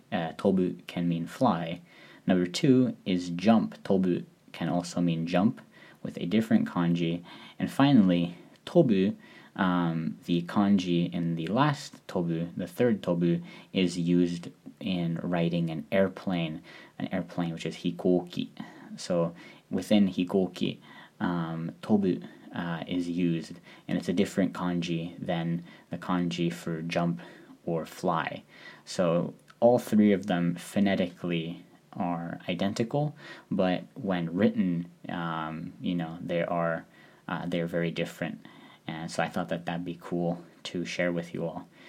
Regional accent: Seattle, Washington, United States; moved away as an adult; now in Tanegashima, Japan; I'm from Seattle

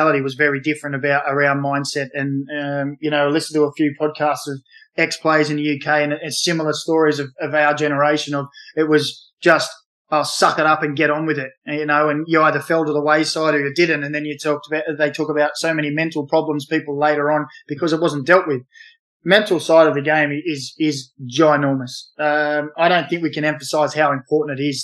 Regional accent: Newcastle, New South Wales, Australia; we grew up in Newcastle. We played in Newcastle

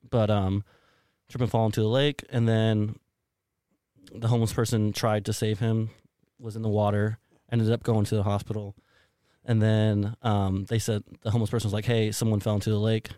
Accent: San Antonio, Texas, United States; also born or lived in Colorado Springs, Colorado; now in Austin, United States; I'm born and raised in the San Antonio area

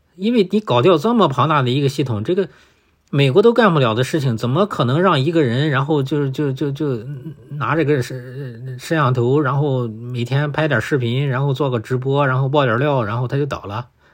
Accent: China; 我们中国人

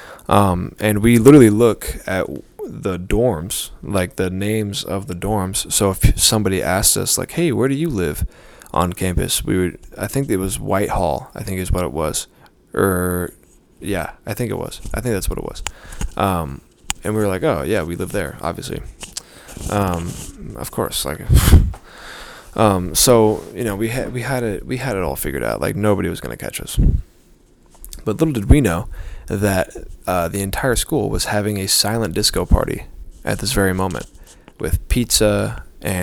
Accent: Arizona, United States; I'm from Arizona

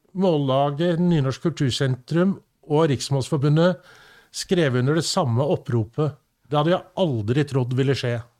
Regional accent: Sandefjord, Vestfold, Norway; I Sandefjord hjembyen min

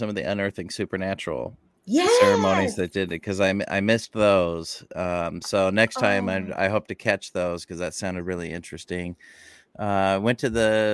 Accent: Boise, Idaho, United States; moved away as an adult; now in Port Gamble, United States; I'm originally from Boise, Idaho, and I've been up in Washington State for 20 some years now

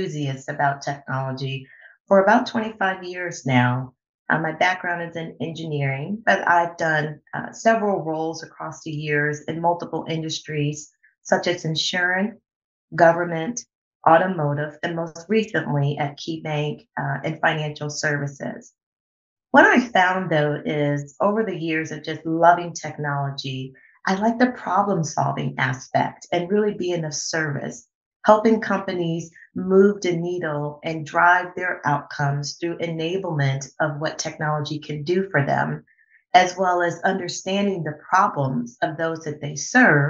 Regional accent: Cleveland, Ohio, United States; I am born and raised in Cleveland

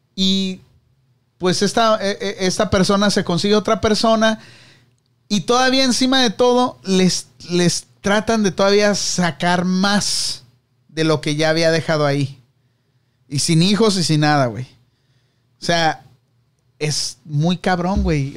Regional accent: Tijuana, Baja California, Mexico; also born or lived in Mexicali; yo nací en Mexicali, pero me crié en Tijuana, así que soy de, de Tijuana

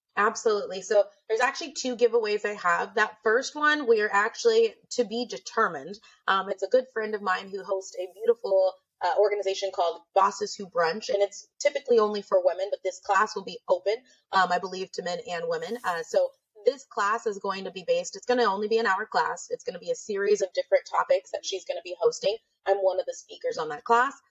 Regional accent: Nebraska, United States; moved away as an adult; now in California, United States; I'm from Nebraska.

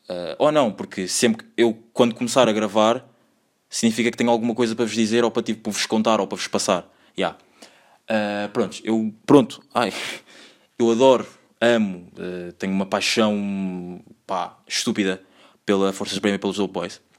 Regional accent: Angola; born there; moved away; Eu nasci em Angola, tenho três irmãs, não sou o irmão mais velho, sou o segundo irmão mais velho.

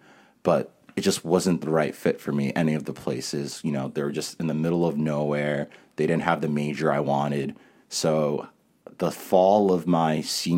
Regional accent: New York, United States; But because I grew up in New York a little bit. All my family was still there.

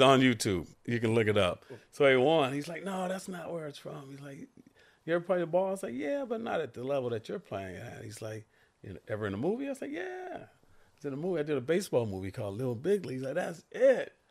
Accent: Santa Monica, California, United States; I grew up in Santa Monica, California. I went to, you know, Santa Monica High School

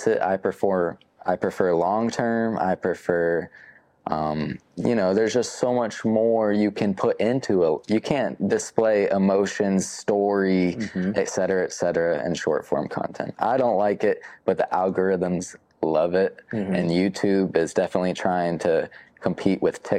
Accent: the South, United States; I grew up in the South

